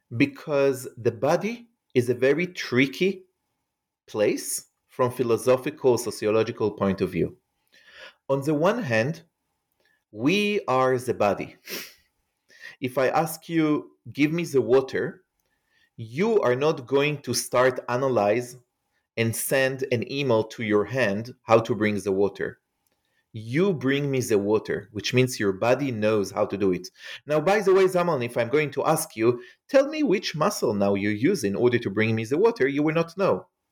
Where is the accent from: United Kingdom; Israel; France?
Israel; English is a second language; as you can hear probably from my accent, um, I am not an American. I grew up in Israel